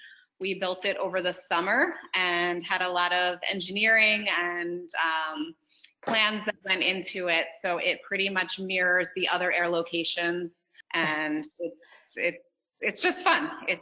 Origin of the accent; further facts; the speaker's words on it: Port Jefferson, New York, United States; moved away as an adult; also born or lived in Ithaca, New York; now in New Jersey, United States; I am from Long Island, Port Jefferson, New York.